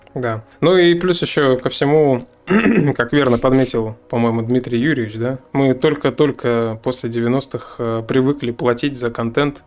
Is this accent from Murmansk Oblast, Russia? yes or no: no; Novosibirsk, Novosibirsk Oblast, Russia; мы из Новосибирска